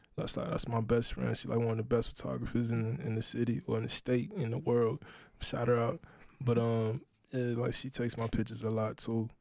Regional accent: Charleston, South Carolina, United States; that's where I grew up

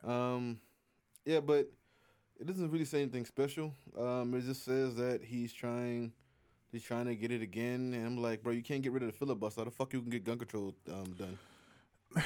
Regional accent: United States; I'm an American.

